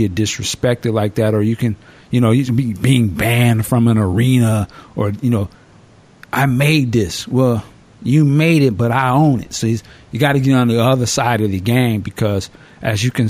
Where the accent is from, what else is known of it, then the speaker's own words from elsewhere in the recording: Washington, United States; my home state of Washington